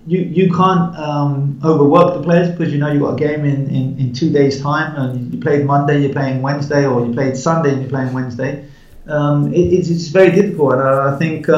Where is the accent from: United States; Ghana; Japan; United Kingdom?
United Kingdom; England; moved away; also born or lived in India; although I'm English, I've been away for a long time